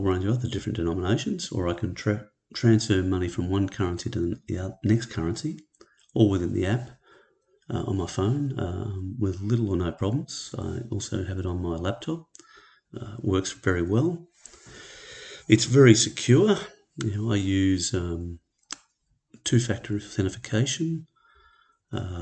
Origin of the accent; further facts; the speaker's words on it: Australia; I'm an Australian